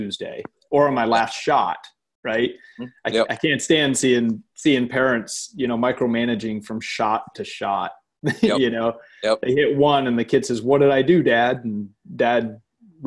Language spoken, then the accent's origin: English; Maine, United States; I grew up in Maine